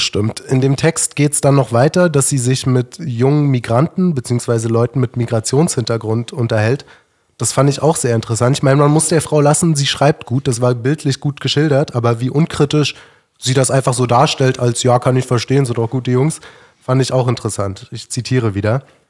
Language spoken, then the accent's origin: German; Berlin, Germany; ich bin recht links aufgewachsen und ich komme aus Berlin